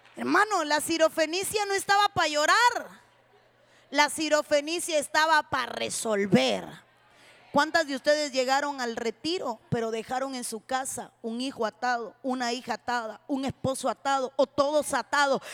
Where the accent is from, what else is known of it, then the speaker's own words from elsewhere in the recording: Cuba; somos las únicas cubanas